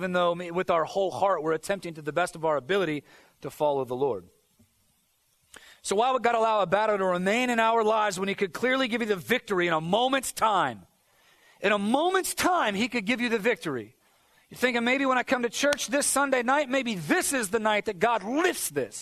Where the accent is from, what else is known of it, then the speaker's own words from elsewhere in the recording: United States; as Americans, I think there's a certain amount of pride that comes with Christianity.